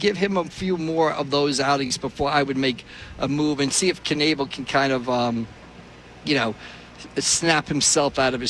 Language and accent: English; New York City, New York, United States; moved away; He's from my hometown.